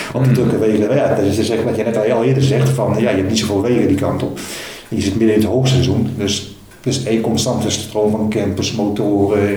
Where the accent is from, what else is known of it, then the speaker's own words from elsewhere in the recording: Netherlands; ik ben een Nederlander